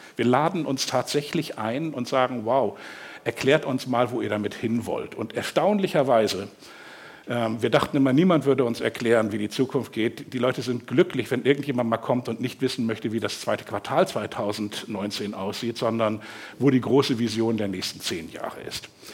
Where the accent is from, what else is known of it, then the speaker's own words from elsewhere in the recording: Hamburg, Germany; ich bin aufgewachsen hier in Hamburg, im Westen dann. Lurop für diejenigen, die das kennen, das ist so ganz wirklich so an der Grenze zu Fenefeld